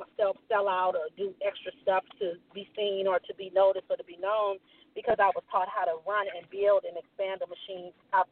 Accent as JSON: {"language": "English", "area": "San Francisco Bay Area", "region": "California", "country": "United States", "said": "I'm from the Bay, San Francisco Bay Area, Oakland, Vallejo, San Francisco, Richmond, San Jose."}